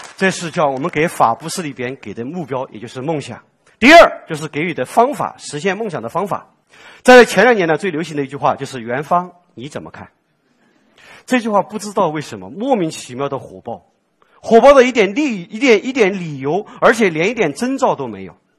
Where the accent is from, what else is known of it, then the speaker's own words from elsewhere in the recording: Sichuan, China; 我作为四川人